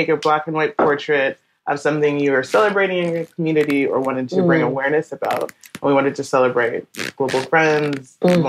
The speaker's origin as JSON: {"language": "English", "country": "Canada", "said": "and also just being Canadian and appreciating diversity and that collective mentality"}